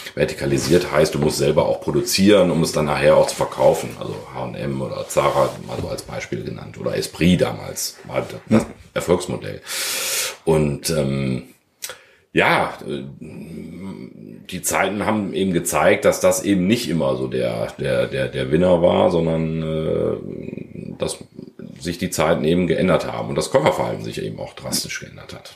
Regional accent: Krefeld, North Rhine-Westphalia, Germany; geboren in Krefeld, Vater zweier Kinder, die äh, neun und zwölf sind und äh, verheiratet seit 13 Jahren. Ja, und sehr glücklich in Krefeld.

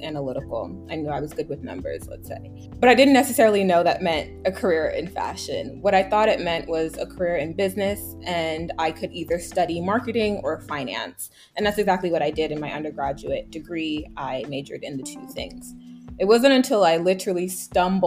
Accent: New York, United States; I grew up in New York.

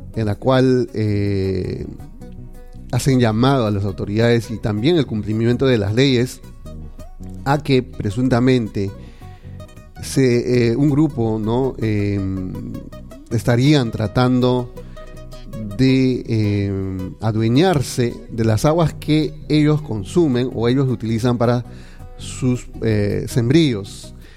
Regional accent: Peru; todos tenemos los mismos derechos y deberes como ciudadanos peruanos

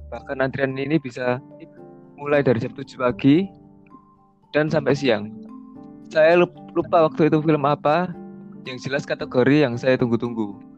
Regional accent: Surabaya, East Java, Indonesia; Iya, sama kita juga. Kita semua dari Surabaya.

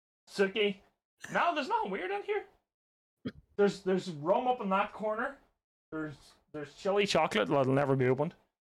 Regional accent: Ireland

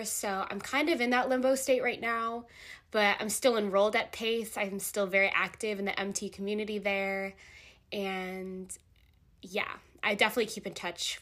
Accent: Jersey Shore, New Jersey, United States; I'm from the Jersey Shore

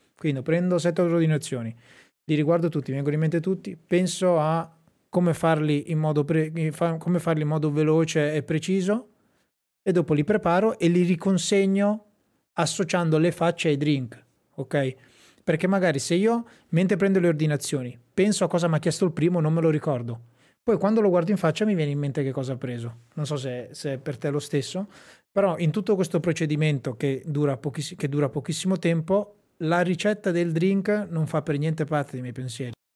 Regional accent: Sassuolo, Emilia-Romagna, Italy; a Sassuolo nel mio paese

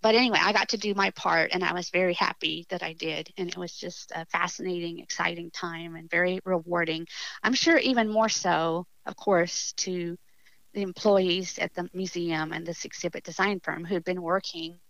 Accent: South Texas, United States; I'm from South Texas

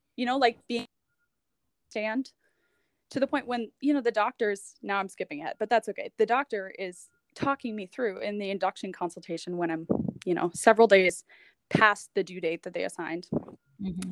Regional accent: United States; moved away as an adult; now in Halifax, Canada; I'm an American. I'd only been in Canada for about two years at that point. I moved to Canada

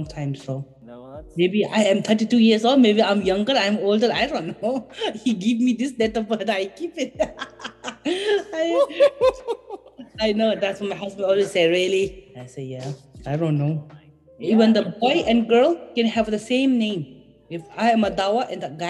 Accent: Bhutan; English is a second language; moved away as an adult; now in United States; I am from Bhutan and I am 32 years old

